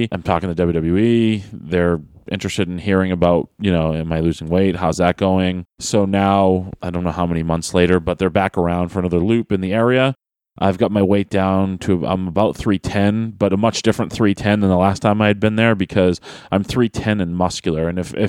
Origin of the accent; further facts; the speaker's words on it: Manchester, North West England, United Kingdom; So Tuesday was in Manchester, my hometown.